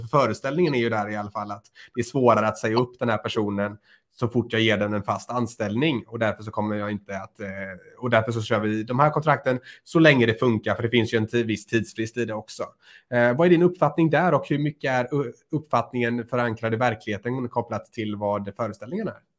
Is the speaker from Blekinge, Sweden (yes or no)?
no; Lerum, Västra Götaland, Sweden; Både Johan och jag kommer från Lerums kommun